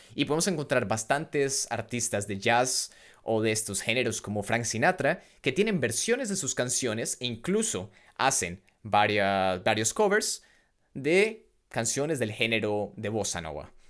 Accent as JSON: {"language": "Spanish", "country": "Colombia", "moved": "as an adult", "lives_now": "Leuven, Belgium", "said": "vengo de Colombia"}